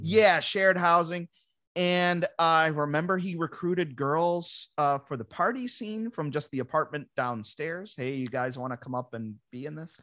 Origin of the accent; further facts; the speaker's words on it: Ransomville, New York, United States; moved away as an adult; also born or lived in Buffalo, New York; now in Los Angeles, United States; I grew up in Ransomville